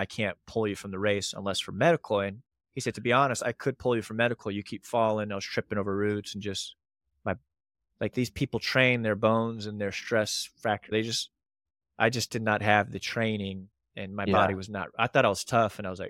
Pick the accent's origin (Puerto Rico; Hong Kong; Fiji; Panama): Panama; Panama Canal Zone; I grew up in the Panama Canal Zone and they require all kids because of all the channels and floods.